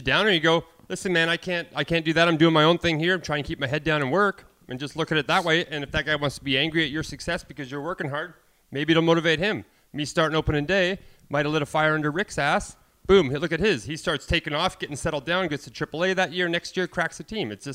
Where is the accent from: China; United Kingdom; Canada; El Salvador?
Canada; moved away as an adult; I'm Canadian. I follow the Jays. I grew up watching the Jays